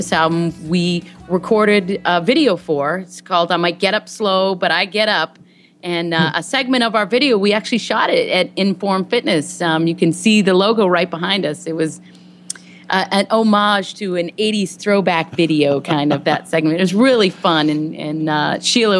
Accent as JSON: {"language": "English", "town": "Boston", "region": "Massachusetts", "country": "United States", "moved": "yes", "lives_now": "Los Angeles, United States", "said": "I'm originally from the Boston area"}